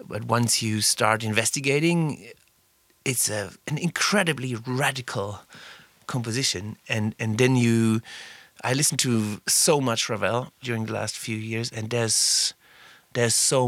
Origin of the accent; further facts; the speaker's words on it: Southern Germany, Germany; English is a second language; moved away as an adult; now in Berlin, Germany; I was raised in South Germany